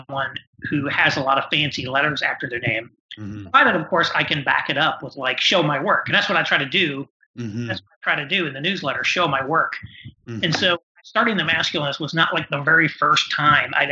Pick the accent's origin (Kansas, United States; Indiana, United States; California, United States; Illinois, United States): Indiana, United States; also born or lived in New York / Chicago; now in Indianapolis, United States; I'm from Indiana originally.